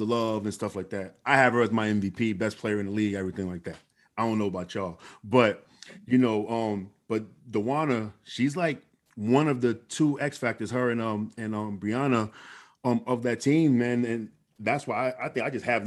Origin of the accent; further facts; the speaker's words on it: New York City, New York, United States; I'm from New York City